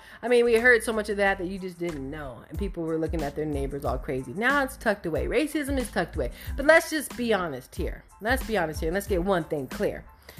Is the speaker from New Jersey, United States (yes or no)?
no; Arizona, United States; I'm from Arizona.